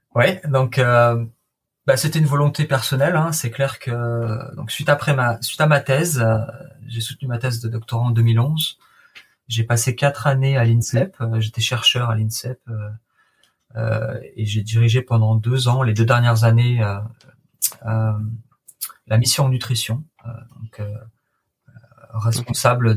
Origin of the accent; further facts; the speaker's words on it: La Seyne-sur-Mer, Provence-Alpes-Côte d'Azur, France; moved away as an adult; also born or lived in Liverpool, United Kingdom; je viens de la Seine-sur-Mer, dans le Var, euh, à côté de Toulon